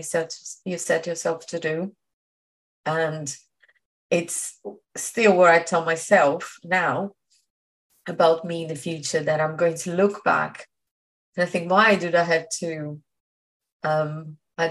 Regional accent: Brazil; English is a second language; moved away as an adult; now in London, United Kingdom; I came from Brazil

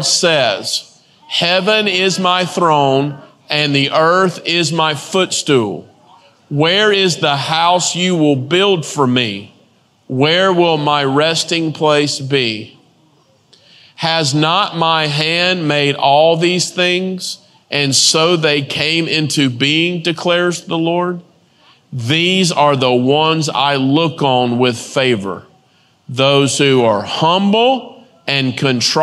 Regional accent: the South, United States; I grew up in the South

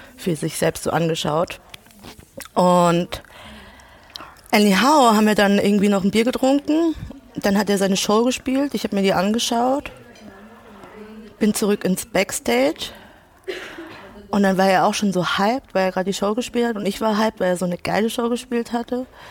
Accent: Ludwigshafen, Rhineland-Palatinate, Germany; also born or lived in Mannheim; Ich komme aus Ludwigshafen

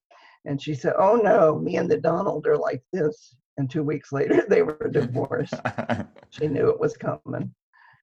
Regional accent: Dayton, Ohio, United States; I'm from Dayton, Ohio

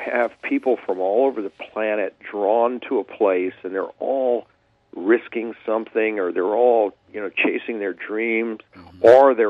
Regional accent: Louisiana, United States; moved away as an adult; now in Los Angeles, United States; I grew up in swampland in Louisiana.

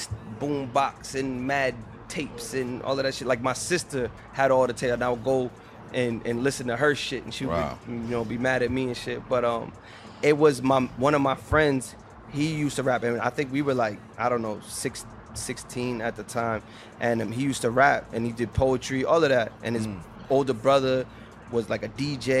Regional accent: Boston, Massachusetts, United States; I'm from the South End

